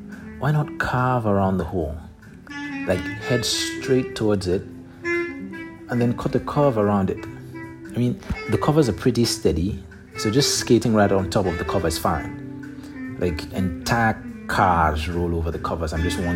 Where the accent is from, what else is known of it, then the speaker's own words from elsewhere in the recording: Nigeria; moved away; also born or lived in San Francisco / Berlin; growing up in Nigeria